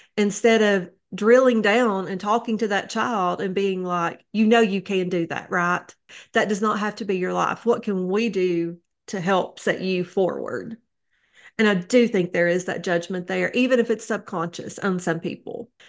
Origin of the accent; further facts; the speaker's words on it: Neon, Kentucky, United States; now in Wise, Virginia, United States; I grew up in Neon, Kentucky. That is in Letcher County